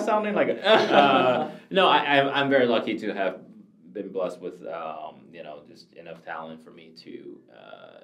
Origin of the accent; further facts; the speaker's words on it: Taiwan; also born or lived in Michigan, United States; now in California, United States; I grew up in Taiwan, so I know Chinese